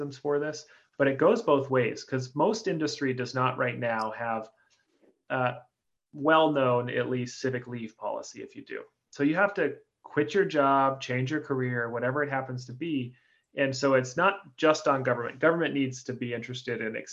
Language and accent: English; Oregon, United States; I'm from Oregon